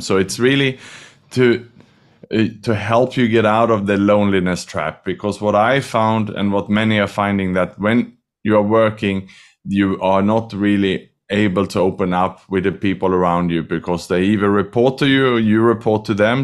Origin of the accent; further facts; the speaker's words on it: Sweden; also born or lived in Australia / Vietnam / Thailand / Indonesia; now in Singapore; I was born in Sweden, studied and educated in Australia